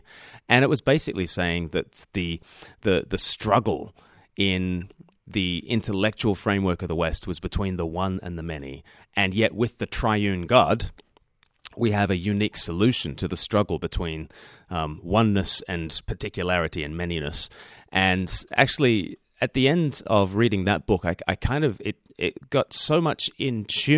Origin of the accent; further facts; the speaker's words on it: Australia; now in Eastbourne, United Kingdom; Yes, I don't speak with an accent because I'm Australian, so that's a bit confusing for people. Although Australians think I sound like a pom, and the English think I sound like a convict, so it's the worst of all worlds. I live on the south coast of England in a place called Eastbourne